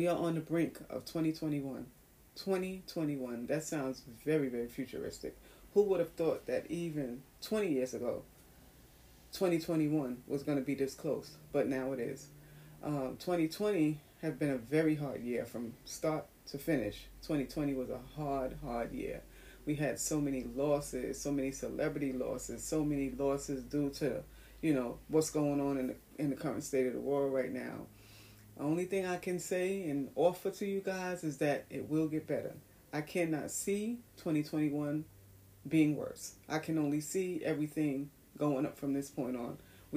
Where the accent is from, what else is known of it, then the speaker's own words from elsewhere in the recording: New York City, New York, United States; my hometown, New York City in Times Square